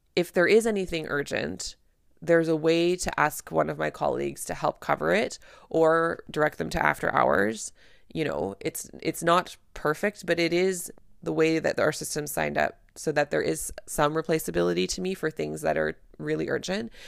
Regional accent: Canada; I'm a Canadian family physician

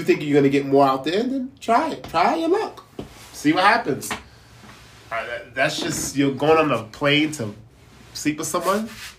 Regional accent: United States

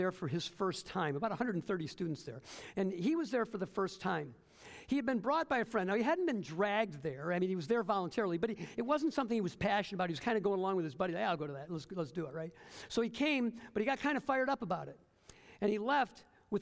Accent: Detroit, Michigan, United States; moved away as an adult; also born or lived in Fort Wayne, Indiana; Detroit, my hometown

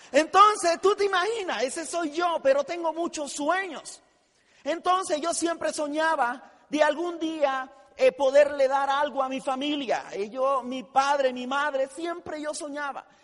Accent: Tijera de Boquerón, Chiriquí, Panama; yo eh, eh, soy panameño, nazco en un pueblo muy humilde en la República de Panamá, un pueblo que se llama Tijera de Boquerón

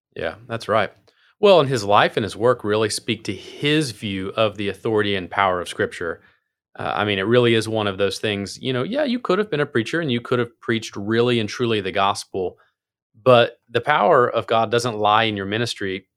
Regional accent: Appalachia, United States; I'm from Appalachia, so I have my own kind of English

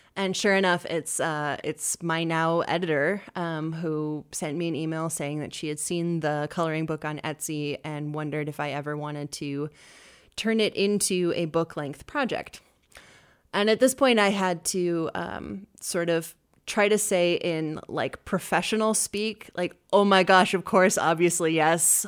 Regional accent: Bozeman, Montana, United States; moved away as an adult; now in Boise, United States; I was raised in Bozeman, Montana

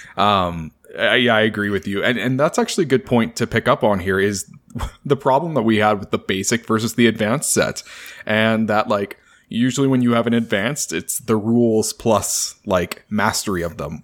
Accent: Canada; I'm Canadian

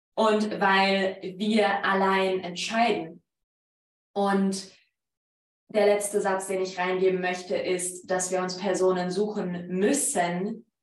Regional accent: Poland; accent: Polish; German is a second language; moved away; mein polnischer Akzent

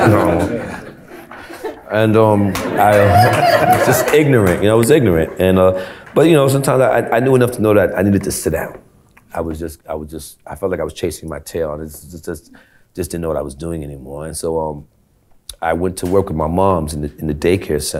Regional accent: New York City, New York, United States; I'm from Brooklyn in the projects

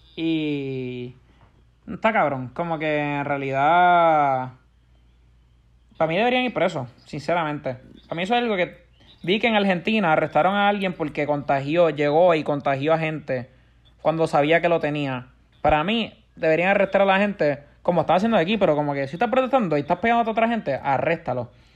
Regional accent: Puerto Rico; Puerto Rico siempre, si te das cuenta, siempre hemos sabido protestar bien

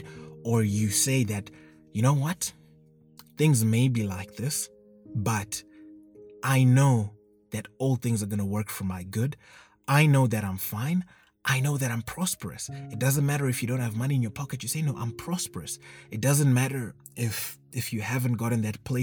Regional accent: Zimbabwe; I come from Zimbabwe

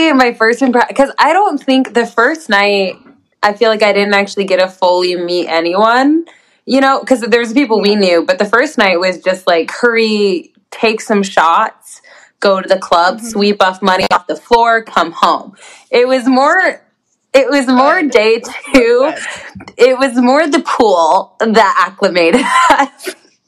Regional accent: Montana, United States; also born or lived in Phoenix; Born and raised in Montana, went to University of Montana.

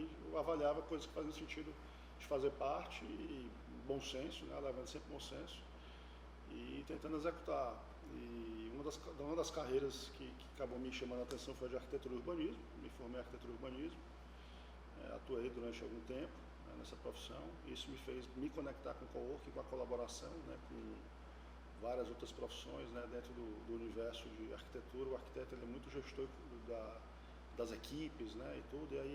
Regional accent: Ceará, Brazil; sou cearense, né? de pai, mãe, avô e avós.

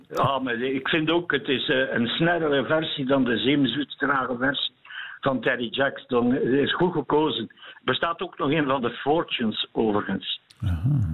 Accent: Eeklo, Flanders, Belgium; ik van Eeklo ben

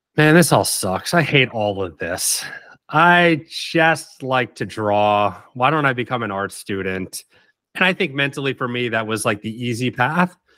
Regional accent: Oak Bluffs, Massachusetts, United States; moved away as an adult; also born or lived in Savannah; I grew up in Oak Bluffs

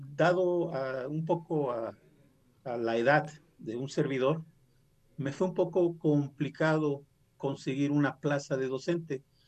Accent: Guerrero, Mexico; first language Nahuatl; Spanish is a second language; moved away as an adult; now in Puebla, Mexico; soy originario orgullosamente del estado vecino hermano eh, de Guerrero

